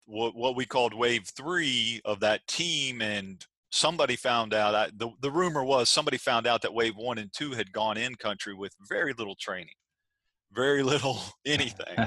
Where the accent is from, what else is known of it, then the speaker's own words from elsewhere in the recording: Arkansas, United States; now in Virginia Beach, United States; I'm from Arkansas originally